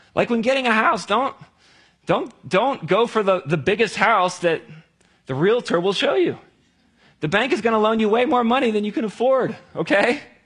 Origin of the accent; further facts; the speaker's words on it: near Cincinnati, Ohio, United States; I grew up down near Cincinnati